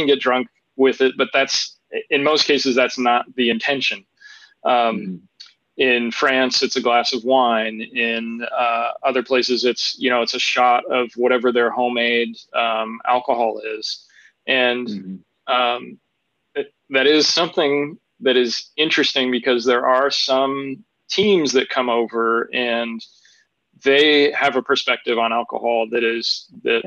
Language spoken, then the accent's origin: English; United States; who I am as an American